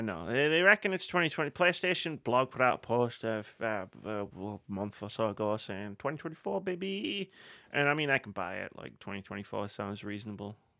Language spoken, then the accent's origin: English; United Kingdom; we're all British here